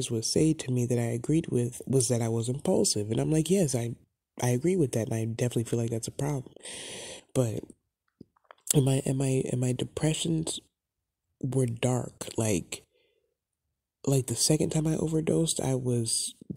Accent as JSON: {"language": "English", "area": "the Catskills", "region": "New York", "country": "United States", "tie": "born or raised there", "said": "I grew up in the Catskills in New York"}